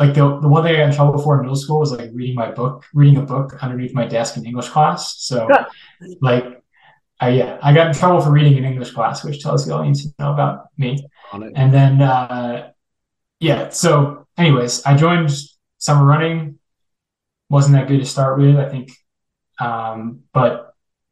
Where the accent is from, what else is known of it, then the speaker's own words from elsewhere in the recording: Naperville, Illinois, United States; moved away as an adult; I grew up mostly in Naperville, Illinois